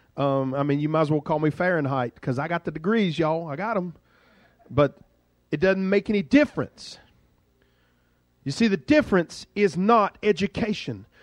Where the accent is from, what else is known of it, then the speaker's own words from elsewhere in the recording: Duxbury, Massachusetts, United States; I'm from Duxbury